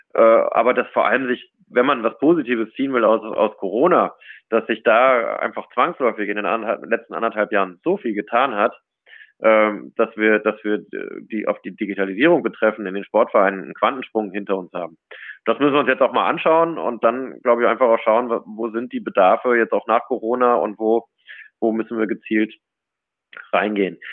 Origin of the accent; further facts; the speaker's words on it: Cologne, North Rhine-Westphalia, Germany; now in Munich, Germany; ich bin im, im, tief im Herzen natürlich eine Kölsche Jung. Also bin, bin, bin Rheinländer, bin in Köln sozialisiert